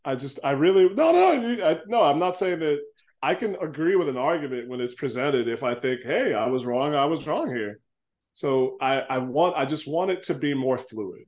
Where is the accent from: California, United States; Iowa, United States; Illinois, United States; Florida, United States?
Illinois, United States; Chicago; I grew up on the South Side, so we went to the South Suburbs